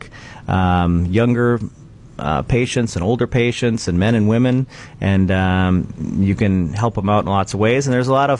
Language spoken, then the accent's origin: English; Verona, Wisconsin, United States; also born or lived in Milwaukee, Wisconsin / Twin Cities, Minnesota; now in Beaver Dam, United States; I grew up in Verona, Wisconsin, just west of Madison